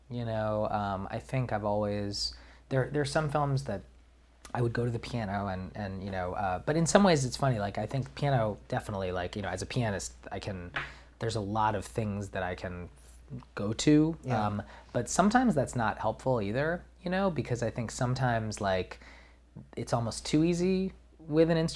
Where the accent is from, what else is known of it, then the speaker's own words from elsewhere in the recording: New York, United States; I'm from New York